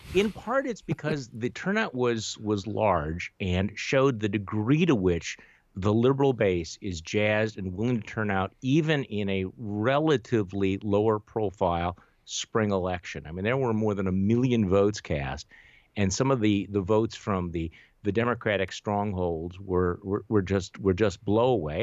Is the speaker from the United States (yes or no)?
yes; Wisconsin, United States; my home state of Wisconsin